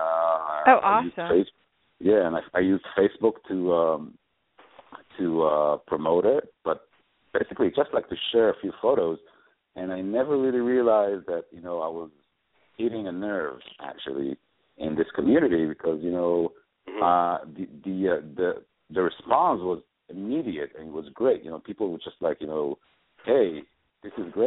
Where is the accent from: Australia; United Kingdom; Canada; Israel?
Israel; moved away as an adult; now in New York, United States; I'm originally from Israel. And when I came to New York, when I moved to New York in 2008